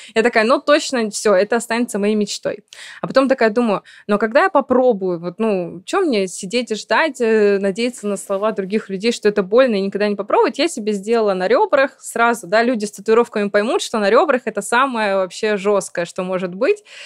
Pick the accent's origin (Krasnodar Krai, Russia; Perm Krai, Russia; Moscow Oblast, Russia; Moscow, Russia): Perm Krai, Russia; Perm; moved away; я давно уехала из моего родного города, я решила себе такое напоминание о России, о Перми сделать